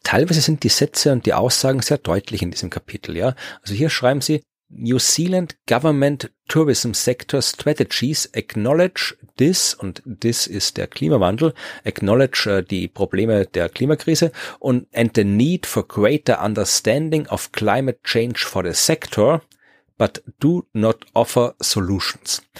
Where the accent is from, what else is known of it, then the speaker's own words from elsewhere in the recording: Austria; als Österreicher